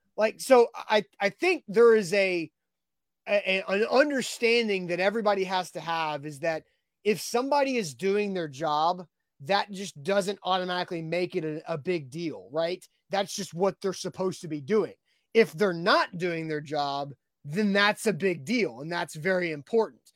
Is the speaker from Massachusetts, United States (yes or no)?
no; Nashville, Tennessee, United States; I grew up in Nashville initially, uh, in the nineties.